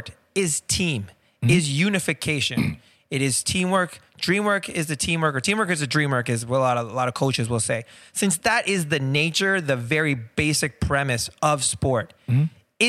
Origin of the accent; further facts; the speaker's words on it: Canada; as a Canadian